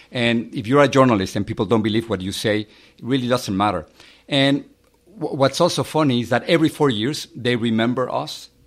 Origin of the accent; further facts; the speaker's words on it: Mexico City, Mexico; I, I grew up in in Mexico City. I have uh, three brothers and a sister. And the time in which I was growing up in, in Mexico, it was kind of difficult.